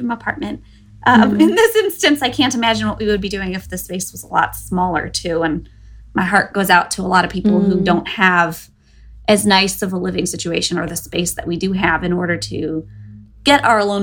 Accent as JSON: {"language": "English", "region": "Northeast Ohio near Cleveland", "country": "United States", "tie": "born or raised there", "also_born_or_lived": "Bloomington, Illinois", "moved": "as an adult", "lives_now": "New Jersey, United States", "said": "I was born and raised in Northeast Ohio near Cleveland"}